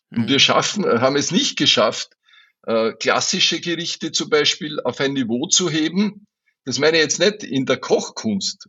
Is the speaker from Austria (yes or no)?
yes; Burgenland, Austria; bei uns im Burgenland